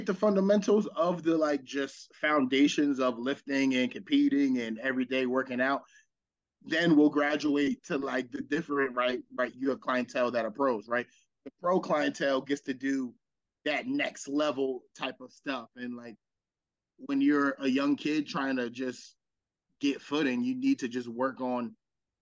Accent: Burlington Township, New Jersey, United States; I'm from Burlington Township originally, South Jersey

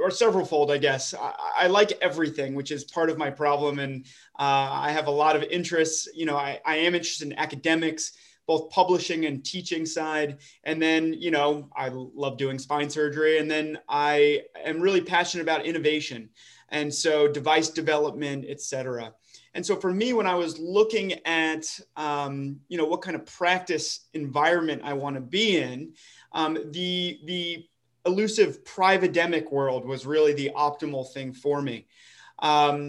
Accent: Dallas, Texas, United States; moved away as an adult; I'm actually from the Dallas area originally

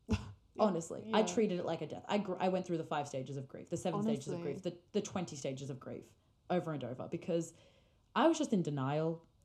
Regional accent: Australia; We're very biased because we are Australian.

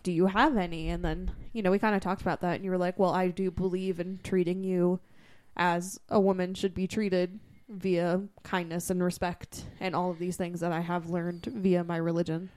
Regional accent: Massachusetts, United States; growing up in Massachusetts

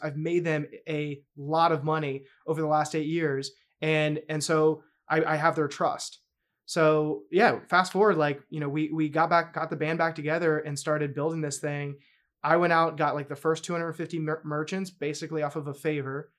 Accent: North Carolina, United States; moved away; also born or lived in New York; born and raised in North Carolina.

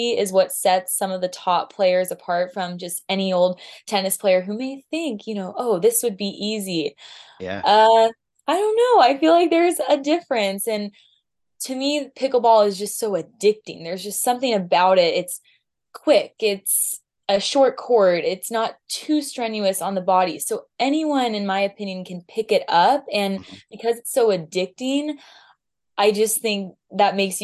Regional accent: Southern California, United States; I'm from Southern California

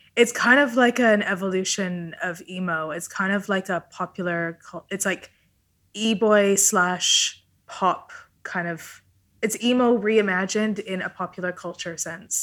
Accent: Vancouver, British Columbia, Canada; first language Italian; English is a second language; I grew up in Vancouver, Canada

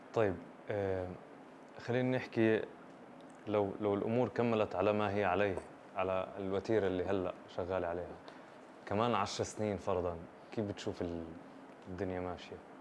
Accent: Palestine; إحنا بنشوف كفلسطينيين

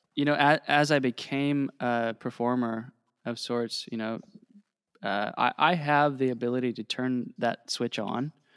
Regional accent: Ohio, United States; moved away as an adult; also born or lived in Indiana; I grew up in Ohio

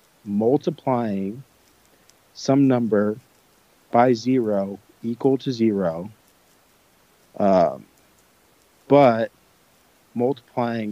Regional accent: Southern California, United States; I'm from Southern California, and I'm currently in Southern California

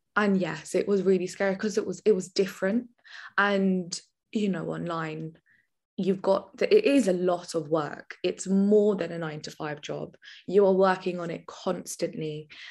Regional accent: Milton Keynes, South East England, United Kingdom; also born or lived in Birmingham; I am actually originally from a little town called Milton Keynes, which is a very little posh village, and then I'm also from Birmingham, which is the complete opposite

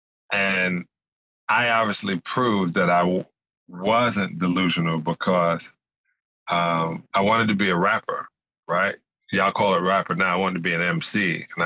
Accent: New York City, New York, United States; I grew up in Canarsie section of Brooklyn in a project called Bayview Houses.

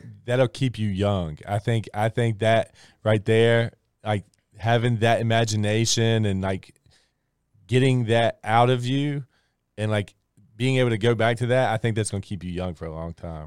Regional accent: Christiansburg, Virginia, United States; moved away as an adult; I love this area. I'm from this area. I grew up in Christiansburg

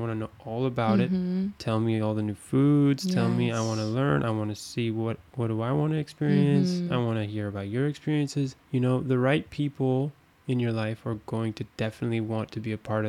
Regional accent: Arizona, United States; moved away as an adult; now in Paris, France; we're from Arizona.

